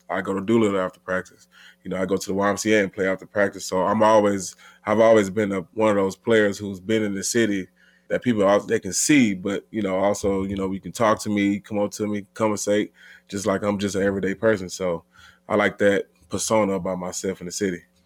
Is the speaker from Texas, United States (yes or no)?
yes; Houston, Texas, United States; growing up in Houston, man, a lot of fun. You know, it's Texas